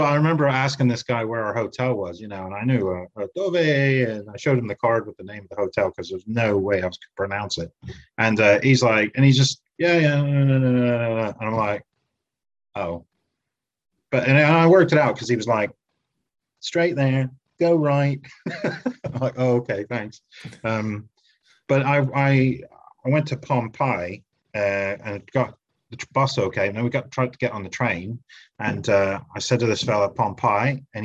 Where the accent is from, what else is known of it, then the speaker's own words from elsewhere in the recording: United States; moved away as an adult; now in United Kingdom; I'm American, but I live in the UK now because my wife's English